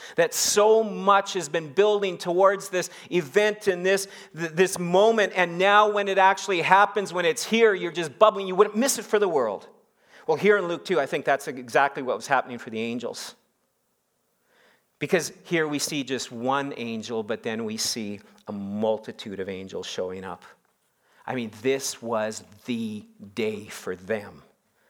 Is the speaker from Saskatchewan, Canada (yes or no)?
yes; Saskatchewan, Canada; moved away; growing up in Saskatchewan